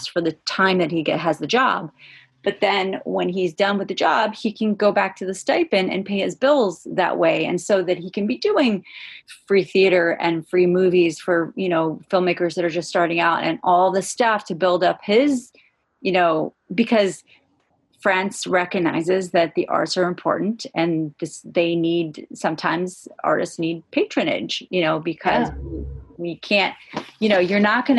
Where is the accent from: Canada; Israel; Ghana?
Israel; also born or lived in California / Los Angeles; my brothers and I went to live with my mom in Los Angeles for 2 years, and then we moved to Israel.